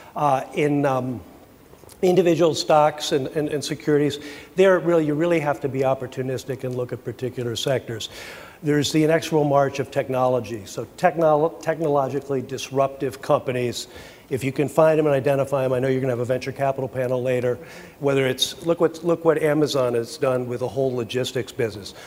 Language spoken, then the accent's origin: English; United States; I speak as an American